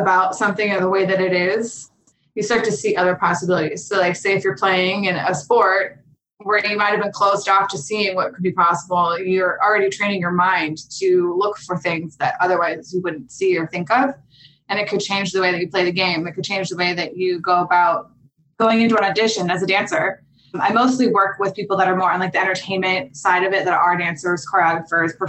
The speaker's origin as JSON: {"language": "English", "town": "Pittsburgh", "region": "Pennsylvania", "country": "United States", "tie": "born or raised there", "moved": "as an adult", "lives_now": "Los Angeles, United States", "said": "I grew up in Pittsburgh, Pennsylvania."}